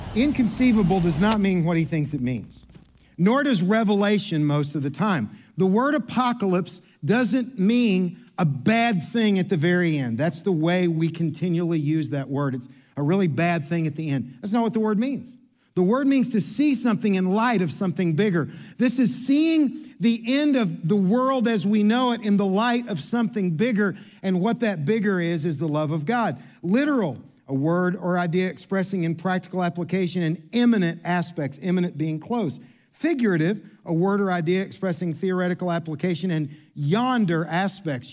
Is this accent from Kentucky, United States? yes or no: yes; Kentucky, United States; I'm from Kentucky.